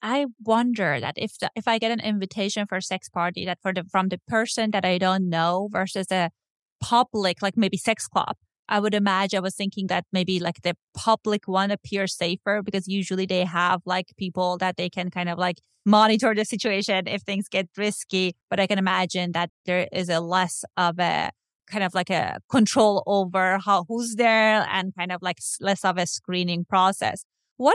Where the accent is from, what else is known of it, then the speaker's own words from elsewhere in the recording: Iran; now in Los Angeles, United States; I know that I grew up in Iran, and if you have like a queer there, they can kill you.